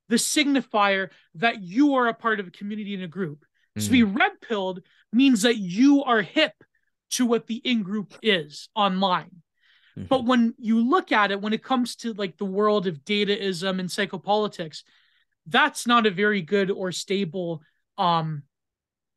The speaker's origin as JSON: {"language": "English", "country": "Canada", "said": "I'm Canadian"}